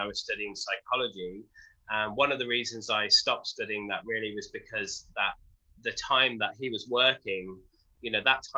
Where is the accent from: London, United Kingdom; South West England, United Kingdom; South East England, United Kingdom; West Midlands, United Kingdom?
West Midlands, United Kingdom; Wolverhampton; I was born in Wolverhampton, which is in the Midlands in the UK, just by Birmingham